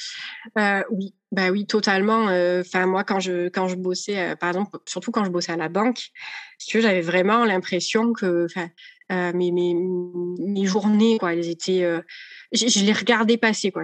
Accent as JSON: {"language": "French", "town": "Marseille", "region": "Provence-Alpes-Côte d'Azur", "country": "France", "said": "je suis marseillaise"}